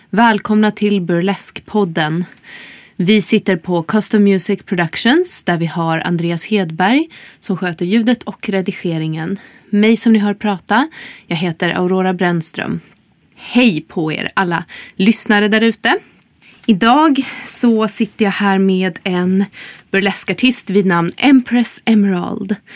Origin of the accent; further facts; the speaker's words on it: Umeå, Västerbotten County, Sweden; also born or lived in Gothenburg; now in Stockholm, Sweden; jag kommer från Umeå.